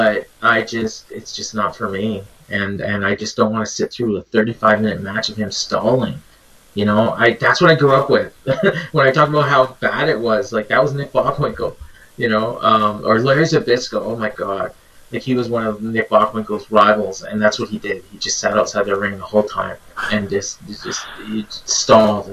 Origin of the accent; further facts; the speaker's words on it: Canada; I'm Canadian